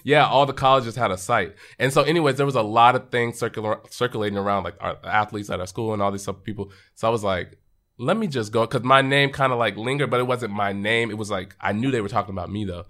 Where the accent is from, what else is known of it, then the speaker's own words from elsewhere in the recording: Arlington, Texas, United States; we grew up in Arlington, Texas, so right outside of Dallas